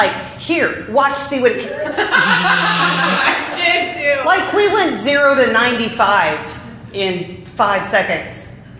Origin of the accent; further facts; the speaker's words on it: Chicago, Illinois, United States; moved away; where I grew up originally in Chicago